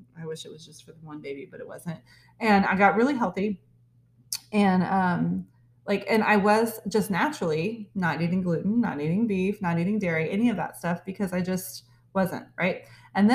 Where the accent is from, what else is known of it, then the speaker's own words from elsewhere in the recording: Texas, United States; I'm from Texas